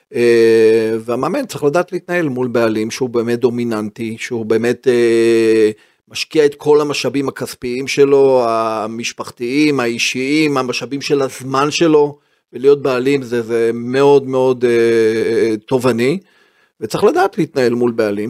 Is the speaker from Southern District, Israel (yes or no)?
no; Haifa, Haifa District, Israel; born or raised there; also born or lived in Herzliya